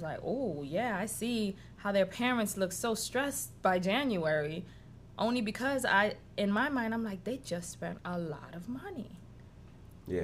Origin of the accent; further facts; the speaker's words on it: New York City, New York, United States; also born or lived in Haiti; now in Georgia, United States; I grew up in Washington Heights in New York